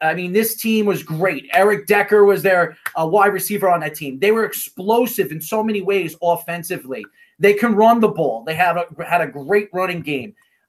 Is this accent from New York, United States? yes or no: yes; New York, United States; it was here in my hometown, New York.